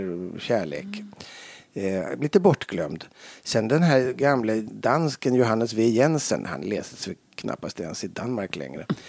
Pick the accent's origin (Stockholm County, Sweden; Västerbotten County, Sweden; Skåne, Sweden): Stockholm County, Sweden; Stockholm; jag är uppvuxen på Lilla Essingen i Stockholm